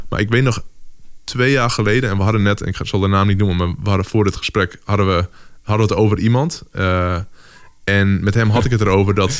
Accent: Drachten, Friesland, Netherlands; ik ben opgegroeid in Friesland. En eh, nou, daar was gewoon letterlijk waar ik ben opgegroeid in Drachten

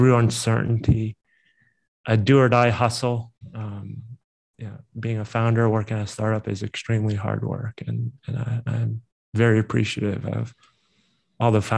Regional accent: East Coast, United States; moved away as an adult; also born or lived in San Francisco Bay Area / New York / Tokyo; now in Chicago, United States; I grew up in the East Coast, also operated in New York

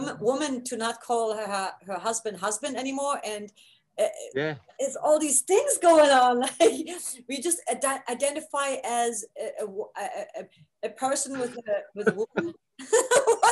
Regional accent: East Germany, Germany; moved away; I grew up in East Germany

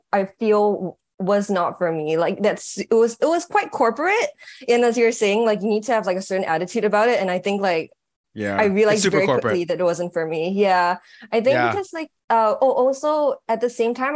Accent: Singapore; moved away as an adult; also born or lived in New York, United States; now in Los Angeles, United States; I was born in Singapore and I grew up most of my life in Singapore. And I moved to the States when I was turning 21 in 2016.

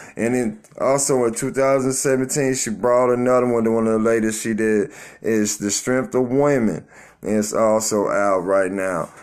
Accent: Tulsa, Oklahoma, United States; my hometown, Tulsa, Oklahoma

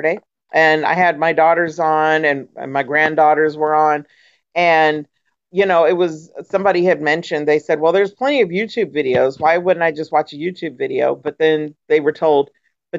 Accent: California, United States; moved away as an adult; now in Florida, United States; I grew up in California.

